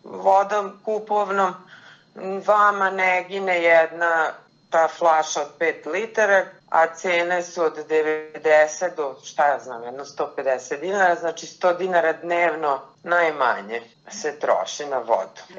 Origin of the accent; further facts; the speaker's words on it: Zrenjanin, Vojvodina, Serbia; Kada odrastate u Zrenjaninu